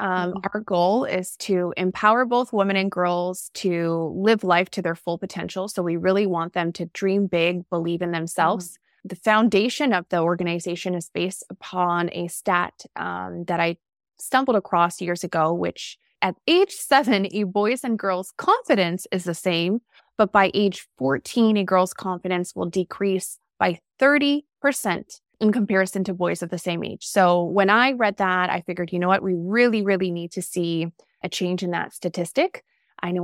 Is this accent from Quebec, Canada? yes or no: yes; Montreal, Quebec, Canada; I'm originally from Montreal, Quebec.